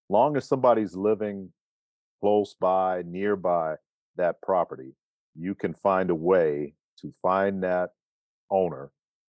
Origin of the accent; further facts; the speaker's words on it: Cleveland, Ohio, United States; also born or lived in New York / Charlottesville; now in High Point, United States; Cleveland, Ohio, New York, Charlottesville, Virginia, and now High Point, North Carolina. Been here for the last 22 years.